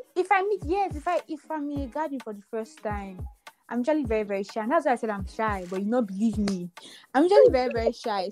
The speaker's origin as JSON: {"language": "English", "town": "Benin City", "region": "Edo", "country": "Nigeria", "tie": "born or raised there", "moved": "as an adult", "lives_now": "Lagos, Nigeria", "said": "I moved from Benin to Lagos in 2018"}